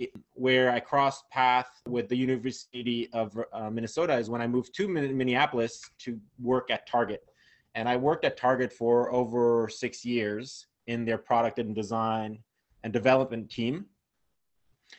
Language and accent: English; Geneva, Switzerland; moved away as an adult; also born or lived in Vermont / New York; now in Los Angeles, United States; So originally born and raised in Geneva, Switzerland. So I grew up there